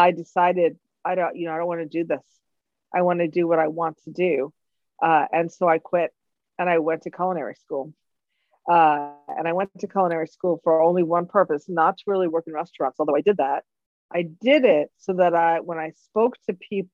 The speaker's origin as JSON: {"language": "English", "town": "New York City", "region": "New York", "country": "United States", "tie": "born or raised there", "said": "I'm born and raised in New York City"}